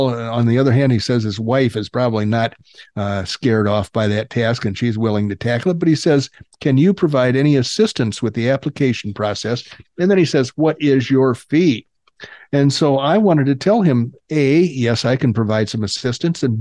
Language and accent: English; the South, United States; Well, I am from the South, but I try to, you know, the Northerners beat the accent out of me.